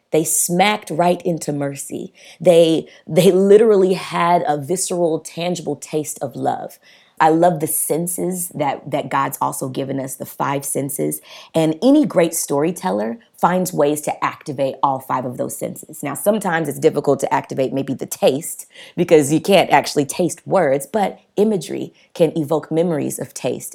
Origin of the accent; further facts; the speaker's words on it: the South, United States; I grew up in the South, Black parents